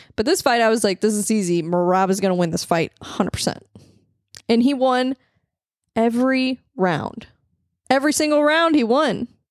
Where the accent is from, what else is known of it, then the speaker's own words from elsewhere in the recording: St. Louis, Missouri, United States; I'm from the Midwest